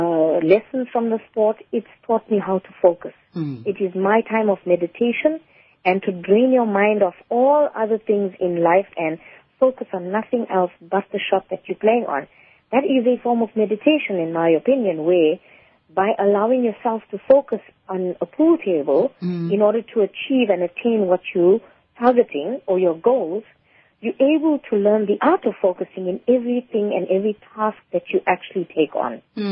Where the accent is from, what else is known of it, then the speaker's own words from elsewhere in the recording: South Africa; apart from just being an Indian female in the community, it was taboo across South Africa for women to be acknowledged as good players in that particular code of sport.